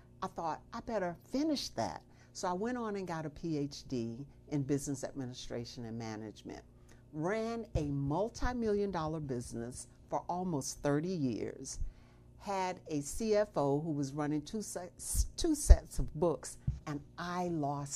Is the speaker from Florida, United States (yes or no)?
yes; Florida, United States; moved away as an adult; I'm originally from Florida. I came here to go to medical school